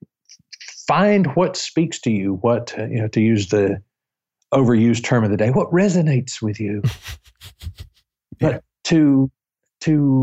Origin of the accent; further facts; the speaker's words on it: the South, United States; I am from the South, so I don't have an accent.